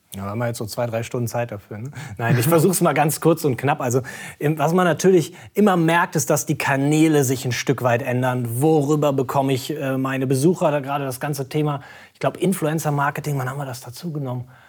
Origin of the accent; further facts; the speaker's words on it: Cologne, North Rhine-Westphalia, Germany; wir als Kölner